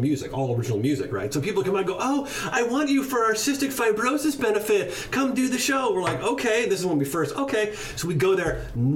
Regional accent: Missouri Valley, Iowa, United States; So I grew up in a small town in Iowa, Missouri Valley

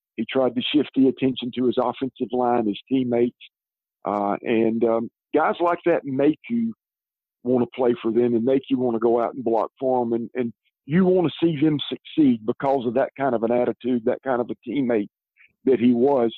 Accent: Columbia, South Carolina, United States; also born or lived in Georgia / Irmo, South Carolina; I'm from Columbia, like you said, and we lived here until 1973. And in 73, my dad moved our family to Georgia

